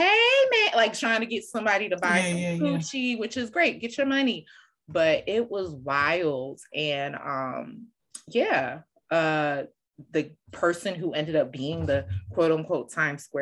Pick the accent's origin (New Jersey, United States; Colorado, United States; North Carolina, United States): New Jersey, United States; Bergen County / Passaic County; I grew up in Bergen County. As a kid in Passaic County